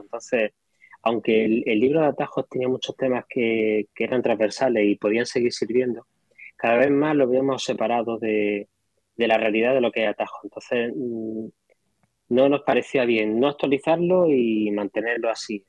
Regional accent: Granada, Andalusia, Spain; Yo soy de Granada

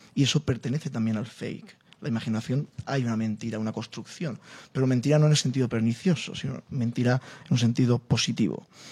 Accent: Spain; Llego yo, como español, como flamenco

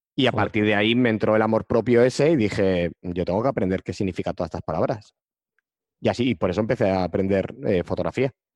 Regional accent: Pamplona, Navarre, Spain; yo soy de Pamplona

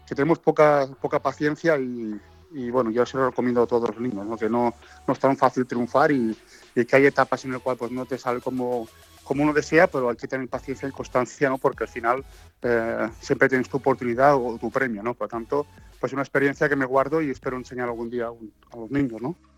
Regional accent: Tàrrega, Catalonia, Spain; moved away as an adult; also born or lived in Madrid / Lisbon / India / Belgium; mi pueblo, en Tarrega

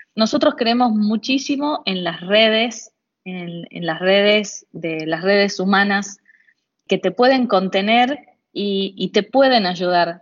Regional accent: Argentina; Fuera de Buenos Aires, en mi país

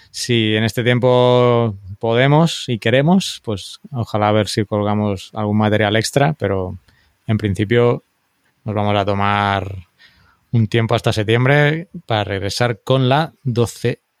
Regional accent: El Salvador; yo también soy salvadoreño, tengo mi mm. nacionalidad.

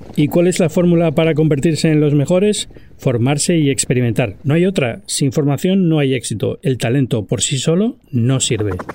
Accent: Spain; en España estamos a la cola del mundo

